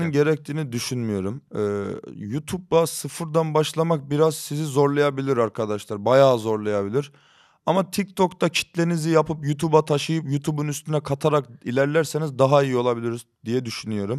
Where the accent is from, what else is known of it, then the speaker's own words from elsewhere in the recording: Rize Province, Turkey; accent: Rize; moved away as an adult; now in Istanbul, Turkey; Doğma büyüme Rizeliyim. Burada doğdum, İstanbul'da doğdum ama 5 e, sene burada kaldım. Ondan sonra full Rize'deydim.